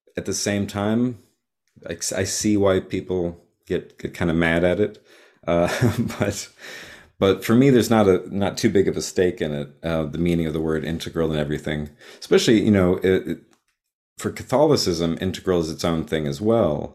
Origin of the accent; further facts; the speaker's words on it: Texas, United States; I grew up in Texas